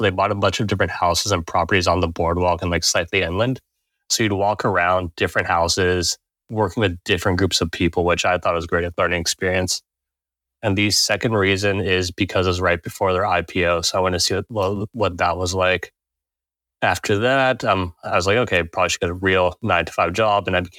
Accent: Redondo Beach, California, United States; Yeah, born and raised in Redondo Beach, California.

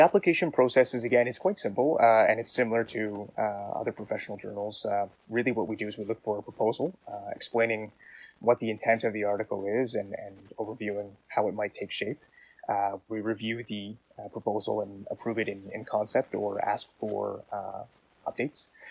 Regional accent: Canada

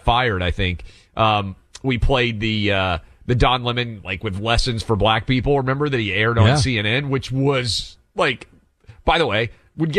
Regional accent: Nashville, Tennessee, United States; my hometown, we had allowed rioters to try to burn down a courthouse

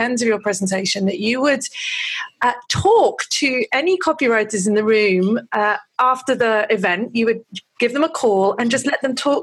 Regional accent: United Kingdom; I'm British

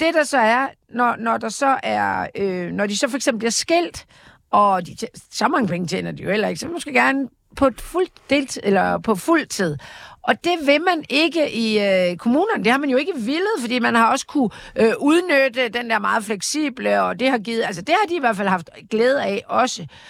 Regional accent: Jutland, Denmark; da jeg voksede op i Jylland

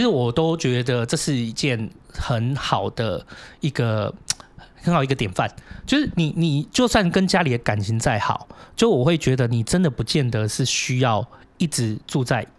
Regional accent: Hong Kong; now in Taiwan; 我们香港人来到台湾

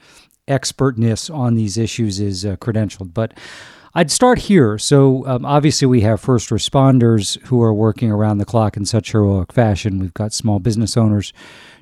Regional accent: United States; as an American citizen

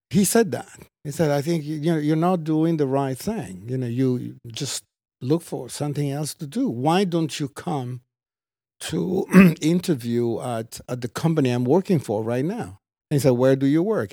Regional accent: Treviso, Veneto, Italy; moved away; I was born in Italy

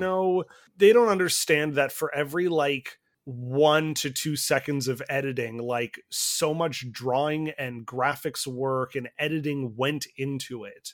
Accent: Canada; I'm Canadian

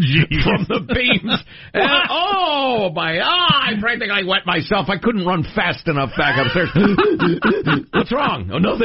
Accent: Midwest, United States; Growing up in the Midwest, of course, we had a basement.

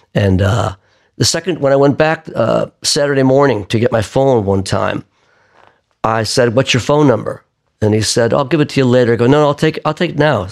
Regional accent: Buffalo, New York, United States; moved away as an adult; now in New York, United States; I grew up in Buffalo

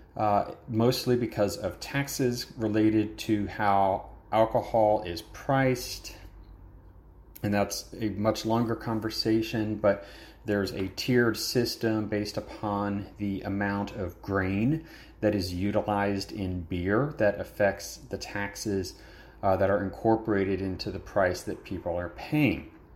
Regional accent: Georgia, United States; moved away as an adult; also born or lived in Alabama; now in Japan; growing up in Georgia, living in Alabama for a number of years

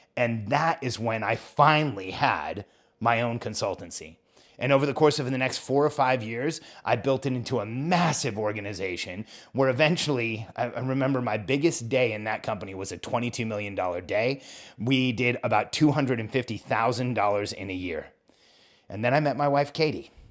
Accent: California, United States; moved away as an adult; also born or lived in Mexico / Orlando; raised in California.

